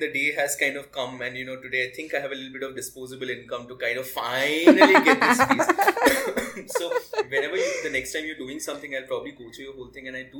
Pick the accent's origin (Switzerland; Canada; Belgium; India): India; West Bengal; when I was growing up in Bengal